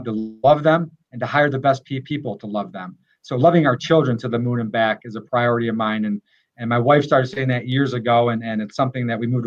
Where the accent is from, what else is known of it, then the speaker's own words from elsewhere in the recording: Groton, United States; I served for three terms as mayor of my hometown in Groton